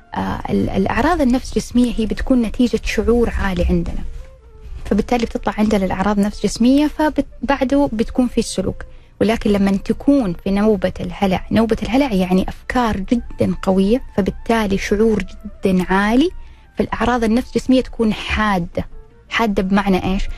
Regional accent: Jeddah, Makkah Province, Saudi Arabia; عندنا في جدة

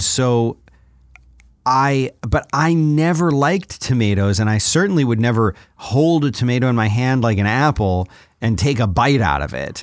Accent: Philadelphia, Pennsylvania, United States; growing up in Philadelphia

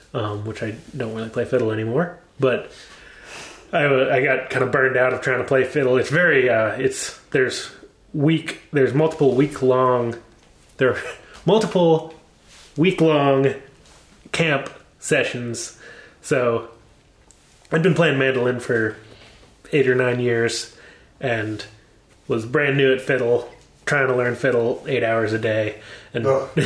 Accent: Maine, United States; I'm from Maine

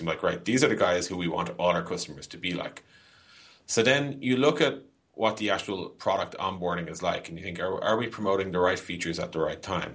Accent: Dublin, Leinster, Ireland; also born or lived in San Francisco; I am Irish, yeah, born and bred. I've basically lived in Dublin, Ireland

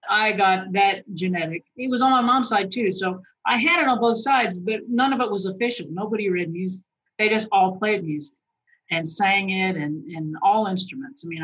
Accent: Phoenix, Arizona, United States; also born or lived in Boston / Arkansas / Louisiana; I was born in Boston. My brother was born a year and a half later in California. And then we moved to Phoenix. I went all through grade school up to grade school in Phoenix, Arizona.

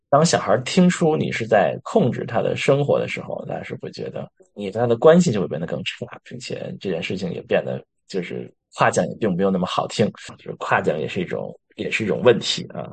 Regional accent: China; 我们中国人

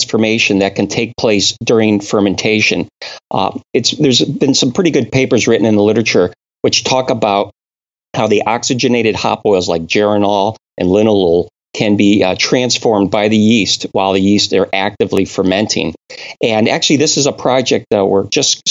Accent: Connecticut, United States; moved away; I'm originally from New England. I was born and raised in Connecticut

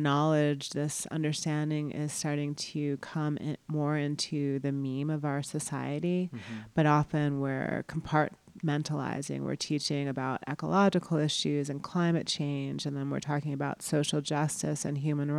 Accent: East Coast, United States; also born or lived in New York City; I was born in the Bronx in New York City, and I grew up mostly in on the East Coast, New Jersey, Connecticut.

